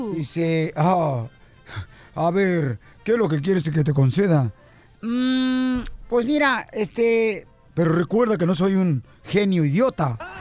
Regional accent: Jalisco, Mexico; Así somos los de Jalisco

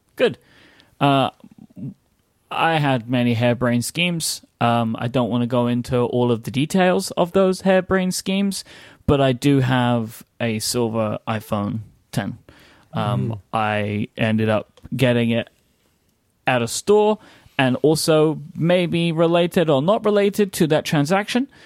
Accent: United Kingdom; also born or lived in London; I'm too British

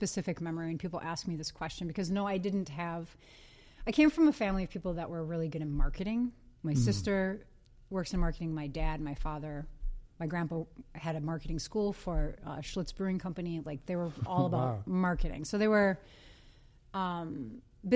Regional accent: Green Bay, Wisconsin, United States; now in Minneapolis, United States; I grew up in Green Bay

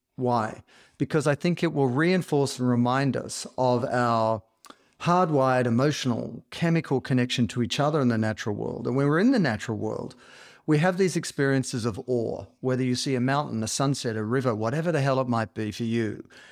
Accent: Australia; I grew up in Australia

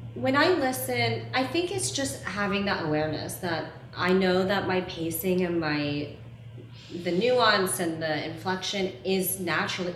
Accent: the South, United States; I grew up mixed race in the South

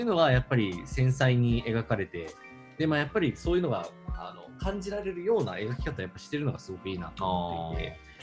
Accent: Japan; also born or lived in Vienna, Austria; ウィーン生まれ、日本育ち

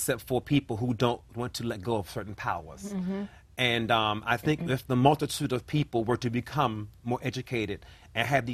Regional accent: Washington, District of Columbia, United States; born in Ward 8, raised in Southeast Washington, D.C., the hood or what have you, and I still live there. I have not moved.

